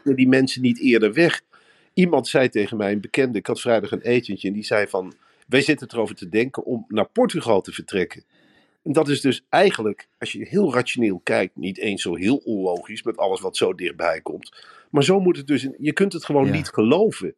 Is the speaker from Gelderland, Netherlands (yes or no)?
yes; Arnhem, Gelderland, Netherlands; als Arnhemmer zijnde